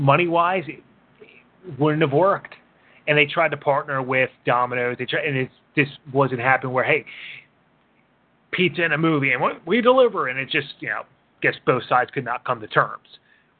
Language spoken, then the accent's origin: English; Philadelphia, Pennsylvania, United States; I grew up in Northeast Philly